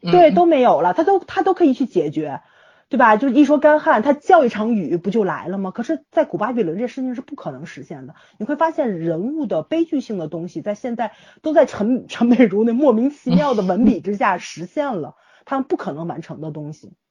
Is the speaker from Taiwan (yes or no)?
no; China; 作为中国人是不应该去那些地方的